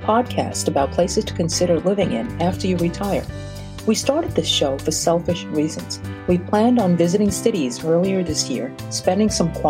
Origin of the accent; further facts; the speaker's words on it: New York City, New York, United States; also born or lived in Brazil; I was born in Brazil, South America, from an Asian family, and grew up in Brooklyn, New York.